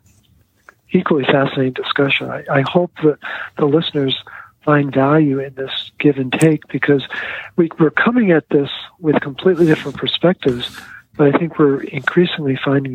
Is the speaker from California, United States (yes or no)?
no; Baltimore, Maryland, United States; my kids call me … because I come from Baltimore.